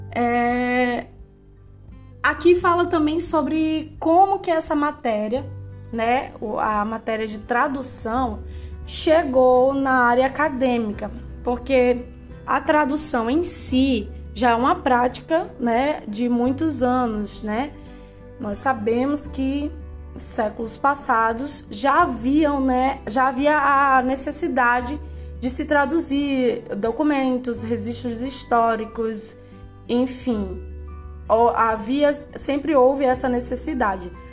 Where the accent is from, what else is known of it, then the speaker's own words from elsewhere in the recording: Brazil; Nós somos brasileiros